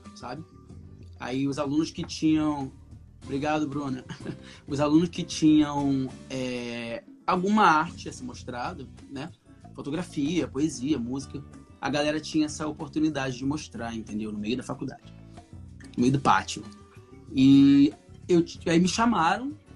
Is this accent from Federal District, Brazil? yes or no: no; Cabo Frio, Rio de Janeiro, Brazil; moved away as an adult; now in Rio de Janeiro, Brazil; Porque eu cresci em Cabo Frio, sou de Cabo Frio, eu cresci em Cabo Frio, um moleque do interior